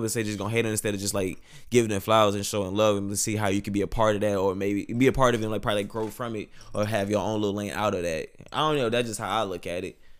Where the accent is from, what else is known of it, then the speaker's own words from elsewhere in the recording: Monroe, Louisiana, United States; moved away as an adult; now in San Antonio, United States; originally I'm from Monroe, Louisiana. North Monroe, Louisiana, to be exact